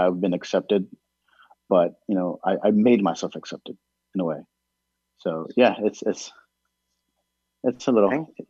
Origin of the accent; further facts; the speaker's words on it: United States; first language Spanish; English is a second language; my family's originally from Mexico, Saltillo, Mexico. I'm actually a first-generation American.